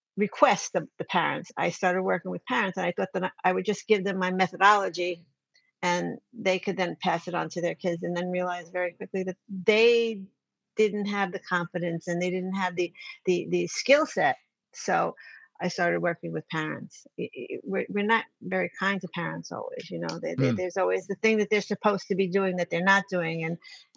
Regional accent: New York, United States; I'm from New York

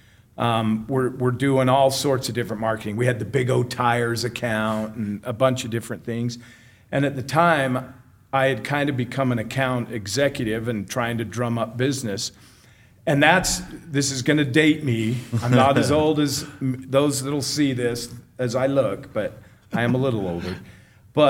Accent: Ogden, Utah, United States; I grew up here in Utah

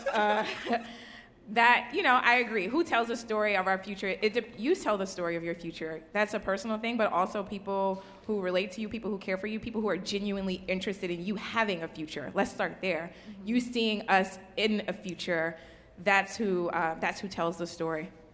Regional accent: New Orleans, Louisiana, United States; I'm from New Orleans. Um, you know, we had Hurricane Katrina. I literally don't have baby pictures.

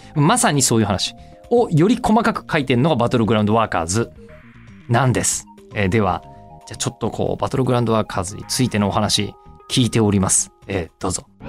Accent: Tokyo, Japan; リアル江戸っ子なのに

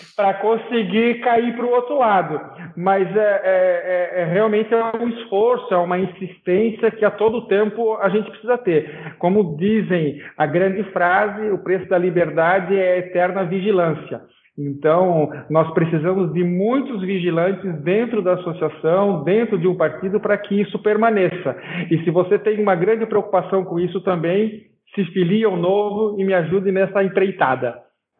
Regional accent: Santa Catarina, Brazil; eu, por exemplo, sou de Santa Catarina

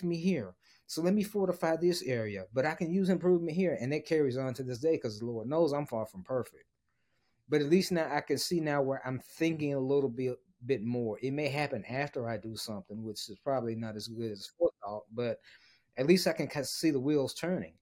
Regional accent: Memphis, Tennessee, United States; moved away as an adult; also born or lived in Dallas, Texas; my hometown of Memphis

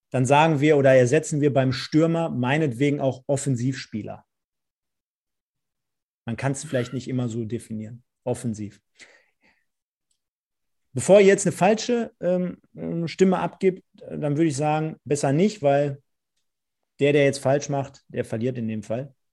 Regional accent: Germany; born there; Also, ich bin in Deutschland geboren und ich bin deutscher Staatsbürger.

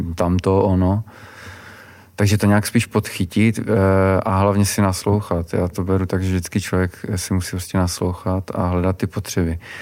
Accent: Czechia; my jako Češi

